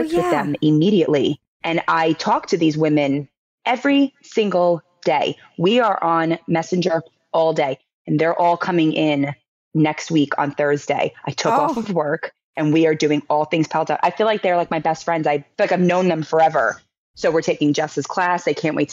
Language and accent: English; Long Island, New York, United States; also born or lived in Pennsylvania; now in New York City, United States; I'm from the New York area. I grew up on Long Island.